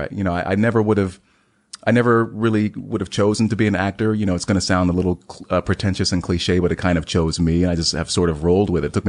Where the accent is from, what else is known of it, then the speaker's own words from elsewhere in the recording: Heidelberg, Baden-Württemberg, Germany; born there; I'm a military brat, so maybe you know every three to four years, my life was uprooted. I was born in Heidelberg, Germany.